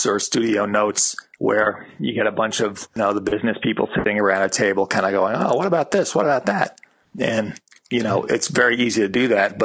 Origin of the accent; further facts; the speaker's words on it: New York, United States; grew up in New York, and my father was an advertising executive